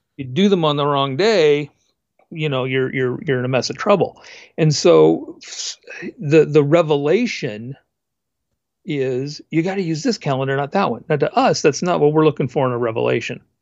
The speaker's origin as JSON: {"language": "English", "region": "West Coast", "country": "United States", "tie": "born or raised there", "said": "I, I grew up on the West Coast."}